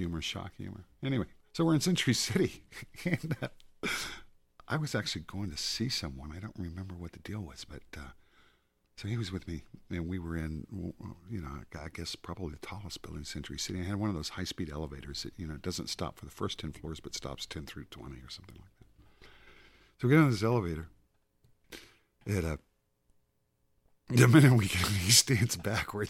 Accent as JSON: {"language": "English", "region": "Southwest", "country": "United States", "tie": "born or raised there", "said": "when I was a kid growing up in the Southwest"}